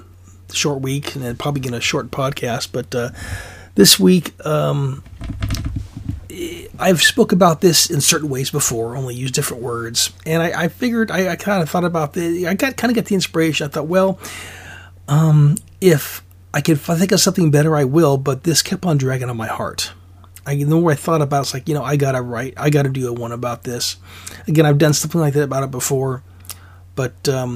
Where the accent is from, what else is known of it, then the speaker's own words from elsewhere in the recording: Alaska, United States; now in Oregon, United States; I'm originally from Alaska, so I know what cold feels like